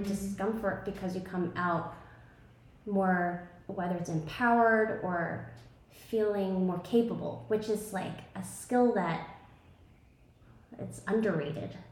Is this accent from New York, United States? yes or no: yes; New York City, New York, United States; moved away as an adult; now in Tulum, Mexico; I grew up, I was born and raised in Brooklyn, New York, and I thought I would be there forever